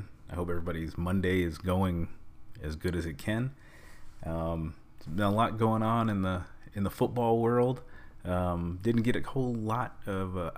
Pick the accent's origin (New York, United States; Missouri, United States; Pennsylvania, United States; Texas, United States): New York, United States; New York, my hometown